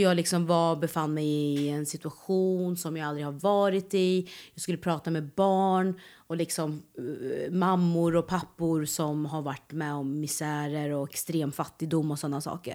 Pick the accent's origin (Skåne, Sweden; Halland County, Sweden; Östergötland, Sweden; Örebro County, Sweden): Östergötland, Sweden; Norrköping; moved away as an adult; also born or lived in Malmö; Jag är ju född och uppväxt i Norrköping